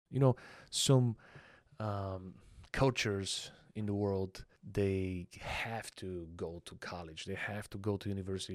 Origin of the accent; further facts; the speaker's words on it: Panagyurishte, Pazardzhik Province, Bulgaria; also born or lived in Plovdiv, Bulgaria; Born in the city of Plovdiv, which is the second largest city in Bulgaria. I was raised in Panagirište, though.